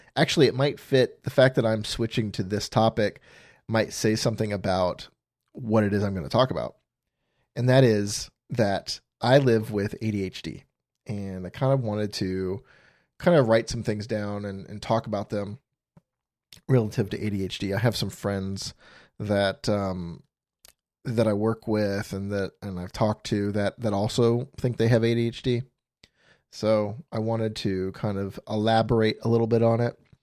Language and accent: English; Florida, United States; moved away as an adult; also born or lived in Phoenix, Arizona; I grew up in Florida